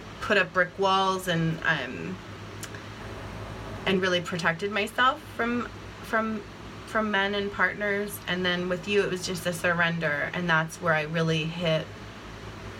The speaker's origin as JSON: {"language": "English", "area": "Bucks County", "region": "Pennsylvania", "country": "United States", "tie": "born or raised there", "said": "I grew up in Bucks County"}